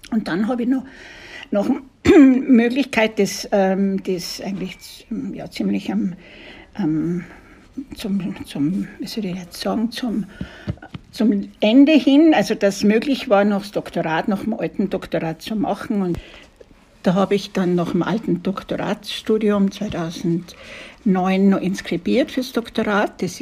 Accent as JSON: {"language": "German", "town": "Kitzbühel", "region": "Tyrol", "country": "Austria", "said": "Ich komme aus Tirolern, aus Kitzbühel und habe die Fahrt natürlich sehr genossen."}